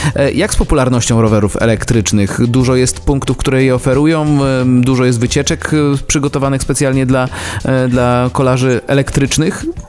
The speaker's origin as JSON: {"language": "Polish", "town": "Szwecja", "country": "Poland", "tie": "born or raised there", "said": "ja wychowywałem się w miejscowości Szwecja"}